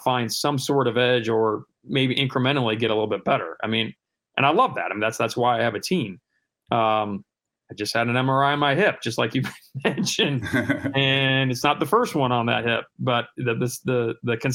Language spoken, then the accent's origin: English; Cedar Rapids, Iowa, United States; now in Georgia, United States; Growing up in Iowa